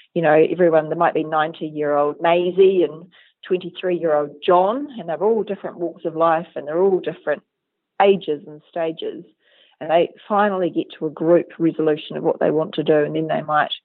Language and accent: English; Southland, New Zealand; moved away as an adult; also born or lived in Dunedin, New Zealand / Wellington, New Zealand / London, United Kingdom / Edinburgh, United Kingdom; now in Christchurch, New Zealand; I'm from Southland originally. I grew up on a farm down there